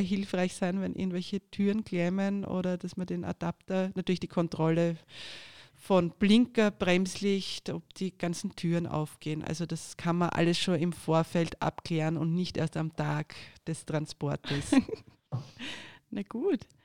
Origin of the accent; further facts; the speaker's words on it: Austria; bei uns in Österreich